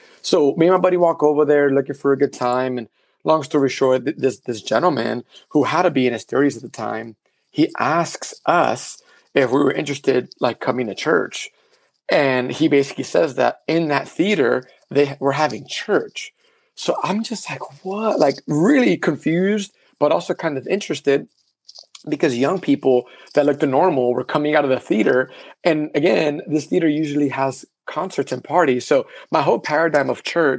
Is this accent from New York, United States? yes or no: yes; New York City, New York, United States; first language Spanish; English is a second language; moved away as an adult; now in Texas, United States; the way I grew up in the Heights.